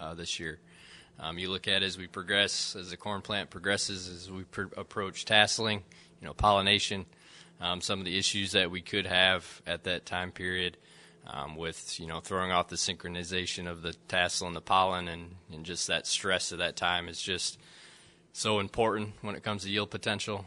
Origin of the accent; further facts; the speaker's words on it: Central Michigan, United States; moved away as an adult; also born or lived in Lexington, Kentucky; now in West Lafayette, United States; I'm originally from Central Michigan. Uh, so, grew up in a, you know, a farming family up there in between Grand Rapids and Lansing.